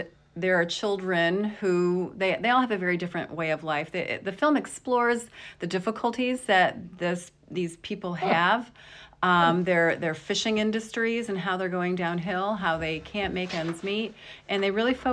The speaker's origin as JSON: {"language": "English", "region": "New York", "country": "United States", "tie": "born or raised there", "moved": "yes", "said": "I'm from New York State"}